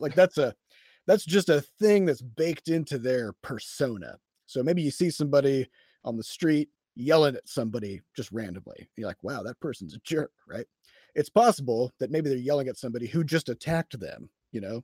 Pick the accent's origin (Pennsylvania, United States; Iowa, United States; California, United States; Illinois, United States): Iowa, United States; I'm from Iowa